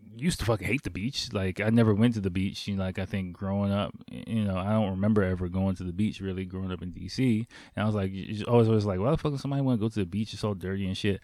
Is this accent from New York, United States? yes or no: no; Washington, District of Columbia, United States; moved away as an adult; now in Tokyo, Japan; growing up in Washington, D C in, like, the early to mid-nineties